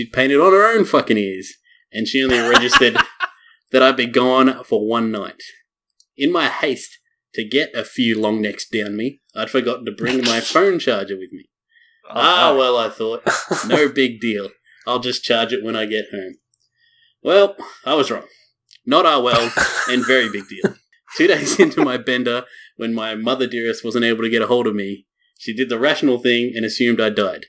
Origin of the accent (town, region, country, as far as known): Australia